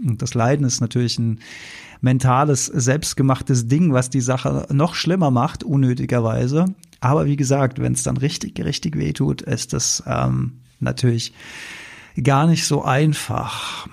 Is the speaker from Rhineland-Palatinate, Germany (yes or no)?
yes; Mainz, Rhineland-Palatinate, Germany; bin ich ja hier Mainzer